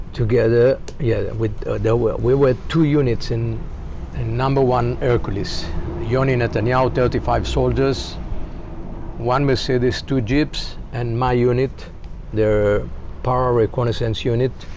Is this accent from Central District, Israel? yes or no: yes; Rishon LeZion, Central District, Israel; also born or lived in Haifa, Israel; I born in Israel, 1951. Educated in uh, Rishon LeZion elementary school, and later moved to Haifa from ah. 14 to 18